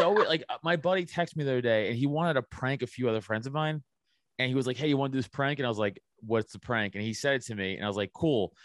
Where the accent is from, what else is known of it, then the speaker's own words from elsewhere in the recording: New York City, New York, United States; I'm from Staten Island